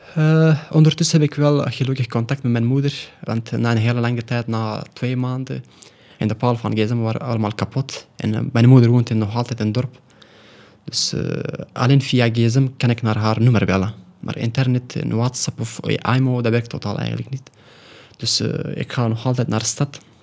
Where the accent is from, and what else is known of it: Afghanistan; first language Pashto; Dutch is a second language; now in Belgium